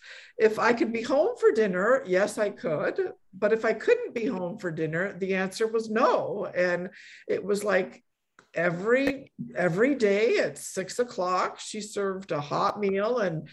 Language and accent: English; Poland; born there; I was born in Poland, and I grew up in a Polish immigrant family.